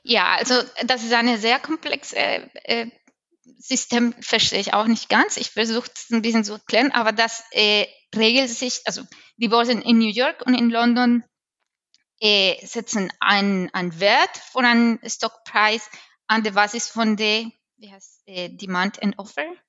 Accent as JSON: {"language": "German", "country": "Colombia", "tie": "born or raised there", "second_language": "German", "moved": "as an adult", "lives_now": "Germany", "said": "ich bin in Kolumbien geboren, natürlich, in Südamerika"}